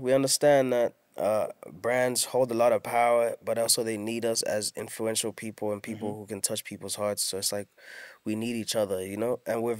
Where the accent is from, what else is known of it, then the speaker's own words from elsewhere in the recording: Durban, KwaZulu-Natal, South Africa; see the home I grew up in Durban, Elo. I changed that into a gaming center / studio.